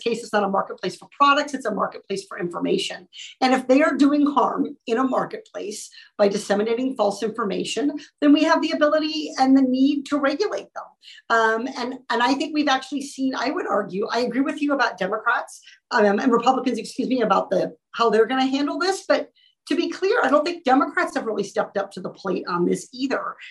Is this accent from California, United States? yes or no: yes; Orange County, California, United States; as a resident of Orange County, as a Californian